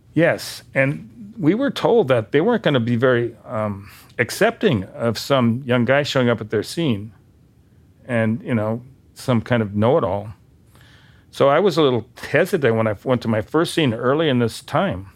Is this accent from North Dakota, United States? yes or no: yes; Bismarck, North Dakota, United States; moved away as an adult; also born or lived in San Diego; I come from Bismarck